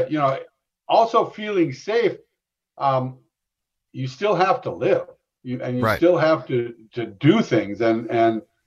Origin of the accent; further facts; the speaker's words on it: Minnesota, United States; I'm from Minnesota